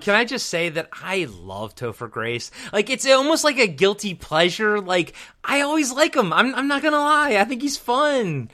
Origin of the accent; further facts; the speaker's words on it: Maryland, United States; I'm from Maryland